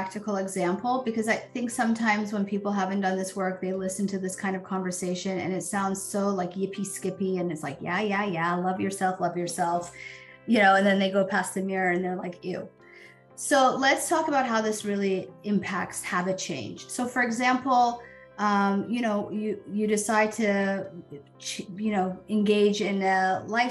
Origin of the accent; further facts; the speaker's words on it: United States; I was born in the United States to, you know, immigrant parents, but was fully ingrained in this culture and this society